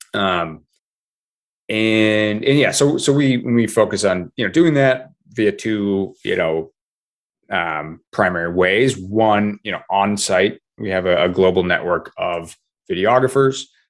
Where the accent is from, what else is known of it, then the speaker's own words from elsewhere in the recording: Vermont, United States; I grew up in Vermont